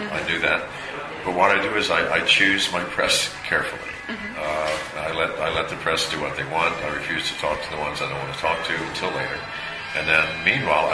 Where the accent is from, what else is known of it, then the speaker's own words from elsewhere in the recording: the South, United States; moved away; I was raised in the South